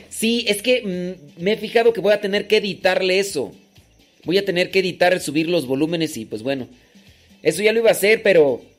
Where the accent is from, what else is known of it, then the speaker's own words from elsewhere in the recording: Huatulco, Oaxaca, Mexico; Soy de Huatulco, Oaxaca.